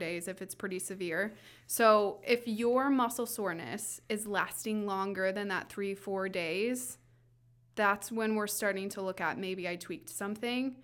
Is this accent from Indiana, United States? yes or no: yes; Southwest Indiana, United States; now in Fishers, United States; I'm originally from Southwest Indiana